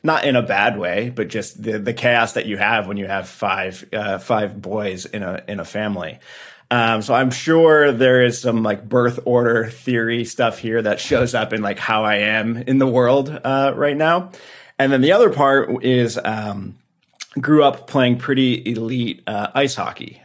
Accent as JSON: {"language": "English", "town": "Detroit", "region": "Michigan", "country": "United States", "tie": "born or raised there", "said": "playing triple A growing up in Detroit"}